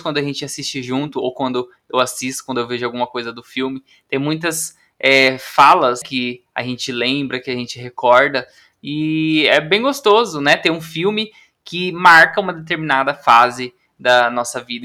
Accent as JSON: {"language": "Portuguese", "region": "interior of Paraná", "country": "Brazil", "moved": "as an adult", "lives_now": "São Paulo, Brazil", "said": "eu também sou do interior do Paraná"}